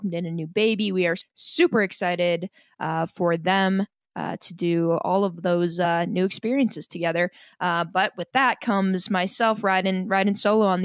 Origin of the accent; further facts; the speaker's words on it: Fort Atkinson, United States; I'm from Fort Atkinson.